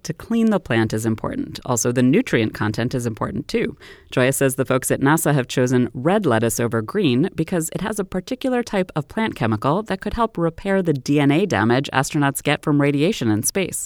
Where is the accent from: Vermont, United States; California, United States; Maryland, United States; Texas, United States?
Maryland, United States; my home state of Maryland